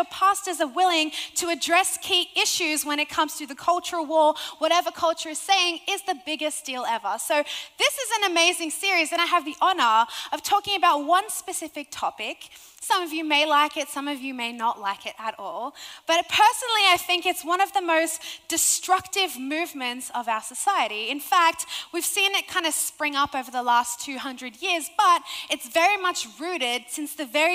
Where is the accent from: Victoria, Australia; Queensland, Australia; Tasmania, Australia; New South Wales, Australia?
New South Wales, Australia; Sydney; accent: Australian